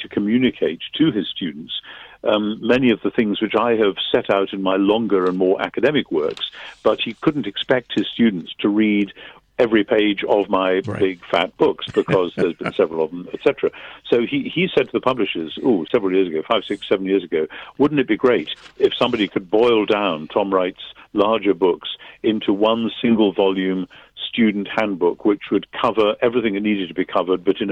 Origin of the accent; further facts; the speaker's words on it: United Kingdom; I'm British